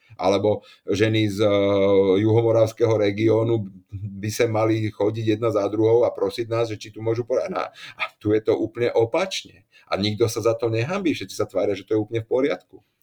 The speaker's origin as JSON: {"language": "Slovak", "country": "Slovakia", "also_born_or_lived": "Prague", "said": "som Slovák"}